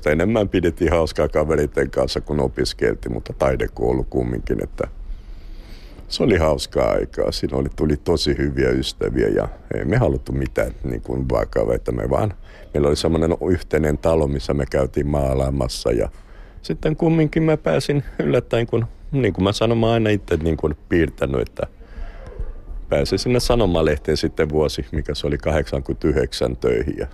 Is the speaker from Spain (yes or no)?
no; Brazil; Finnish is a second language; now in Finland; Olin täällä vuosi kahdeksan kuukautta – sitten menin takaisin Brasiliaan